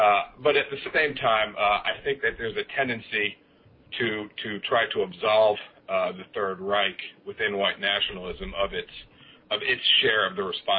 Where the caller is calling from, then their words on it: East Coast, United States; I'm calling from the East Coast. I'm a regular listener to your program.